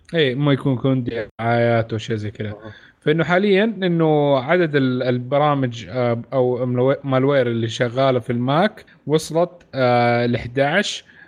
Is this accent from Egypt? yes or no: no; Saudi Arabia; عندنا في السعوديه